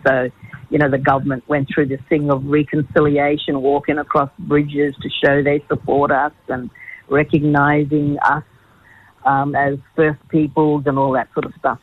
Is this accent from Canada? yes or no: no; Australia; I'm Aboriginal. I'm proud to be an Aboriginal